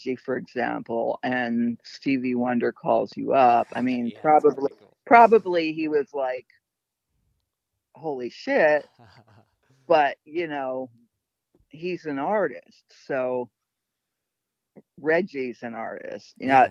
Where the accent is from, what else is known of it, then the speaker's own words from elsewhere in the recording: Detroit, Michigan, United States; I was born in Detroit